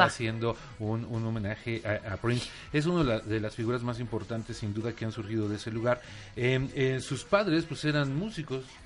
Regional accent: Mexico City, Mexico; los chilangos no teníamos la costumbre de ir a conciertos

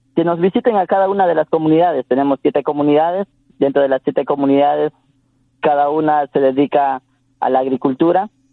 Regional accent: Tsáchila people, Santo Domingo de los Tsáchilas, Ecuador; first language Tsafiki; Spanish is a second language; en Safiki, que en nuestra lengua materna

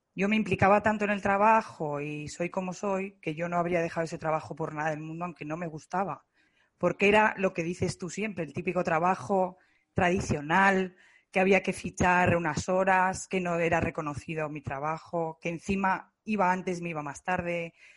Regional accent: Zaragoza, Aragon, Spain; soy de Zaragoza

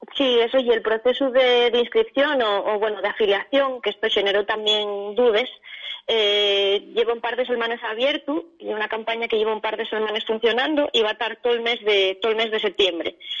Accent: Asturias, Spain; somos personas que venimos de distintas zonas de Asturias

